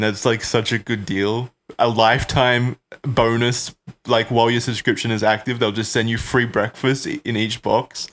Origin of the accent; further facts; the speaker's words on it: Australia; accent: Australian; my Australian accent